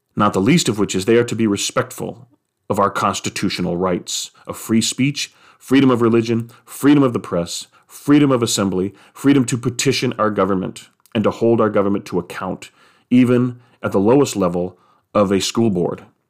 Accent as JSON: {"language": "English", "country": "United States", "said": "as a person who is American, who loves being an American"}